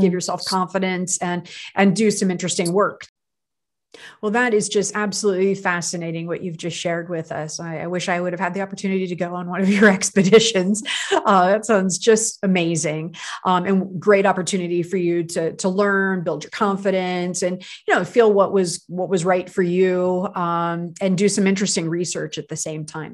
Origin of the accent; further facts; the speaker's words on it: United States; I'm American